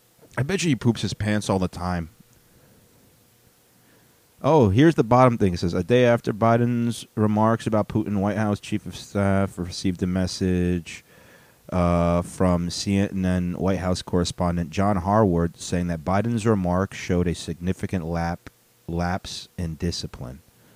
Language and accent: English; Chicago, Illinois, United States; I'm saying … lyrics because we're both from Chicago, even though you couldn't tell from my airplane.